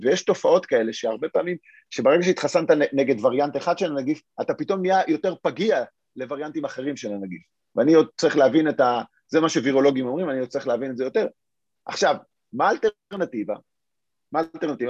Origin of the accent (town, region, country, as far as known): Israel